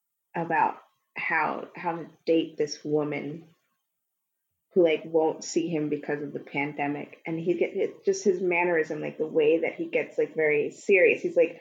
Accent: New York City, New York, United States; He's from Staten Island. I'm from Manhattan.

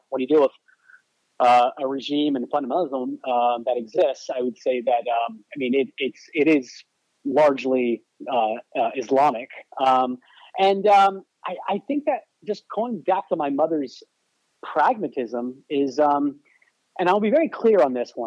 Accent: Washington, District of Columbia, United States; also born or lived in Carmel, California / El Cerrito, California; I was born in the Bay Area, Carmel, as I mentioned. Spent a few years in the East Bay, El Cerrito, Berkeley, Albany area. But most of my upbringing was in the Washington, D.C. metro area.

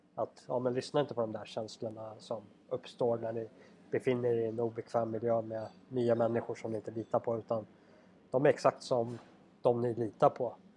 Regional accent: Sweden; vi andra övriga svenskar

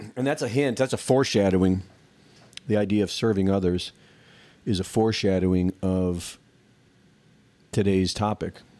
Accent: United States; growing up in America

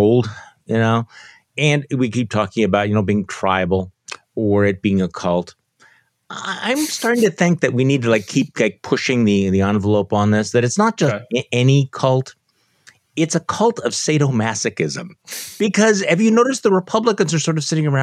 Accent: Wisconsin, United States; my home state of Wisconsin

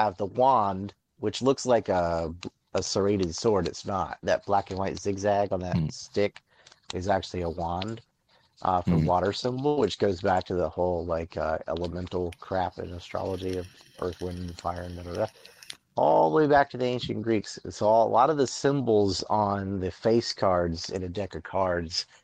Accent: North Carolina, United States; I'm from North Carolina

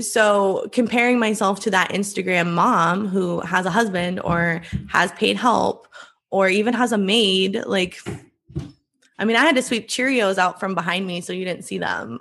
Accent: Iowa, United States; I grew up in Iowa. I live in Iowa now.

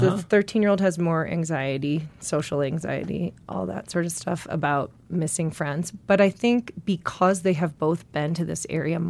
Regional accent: Milwaukee, Wisconsin, United States; In Milwaukee.

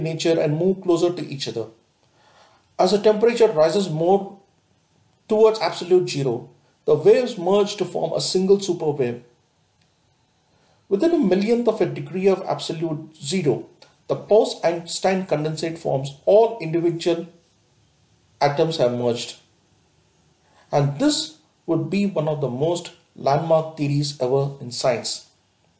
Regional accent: India; we as an Indian

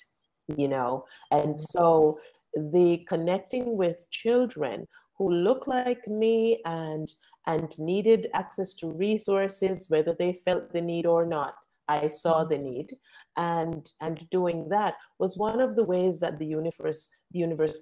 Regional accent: Jamaica; I grew up in Jamaica

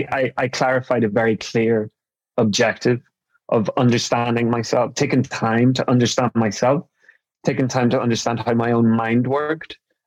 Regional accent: Ireland; So, I mean, growing up in Ireland, I was really fortunate that I'm from a very, very close family

